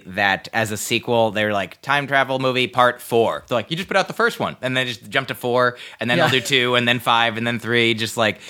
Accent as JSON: {"language": "English", "country": "United States", "said": "I'm an American."}